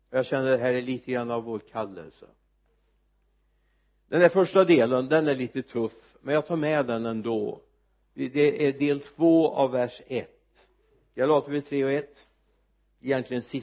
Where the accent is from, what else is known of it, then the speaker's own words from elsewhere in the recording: Mariestad, Västra Götaland, Sweden; hemma i Mariestad